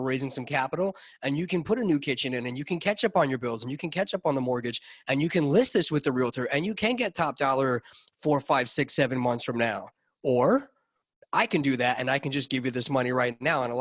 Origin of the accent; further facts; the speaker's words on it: Long Island, New York, United States; My hometown